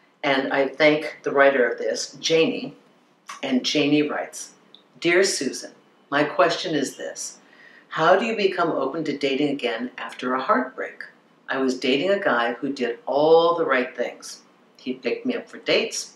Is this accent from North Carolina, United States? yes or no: no; Minnesota, United States; I grew up in Minnesota